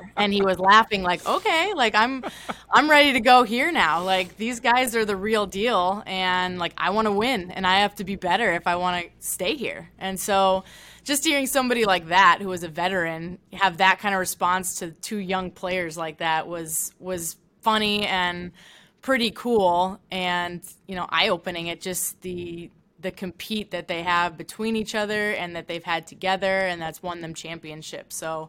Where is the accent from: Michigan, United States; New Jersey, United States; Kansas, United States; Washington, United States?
Michigan, United States; Detroit; moved away; also born or lived in Chicago; I grew up in Detroit, but I was in Chicago kind of during their reign